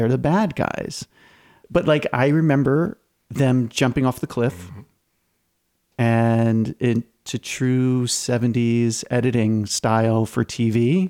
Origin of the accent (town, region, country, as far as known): Long Island, New York, United States; born or raised there